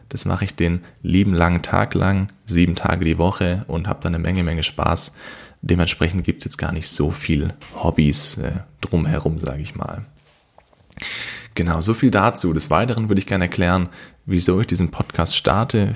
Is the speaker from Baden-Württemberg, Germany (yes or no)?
yes; Kornwestheim, Baden-Württemberg, Germany; ich komme aus Kornwestheim